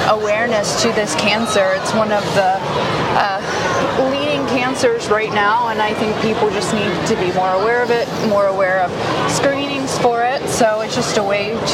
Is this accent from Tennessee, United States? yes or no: yes; Knoxville, Tennessee, United States; now in Nashville, United States; growing up in Knoxville